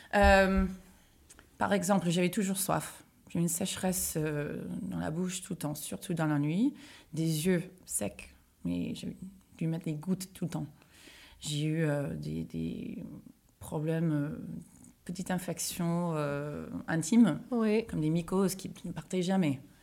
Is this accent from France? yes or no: no; United States; moved away; moi je suis américaine, je vivais aux États-Unis.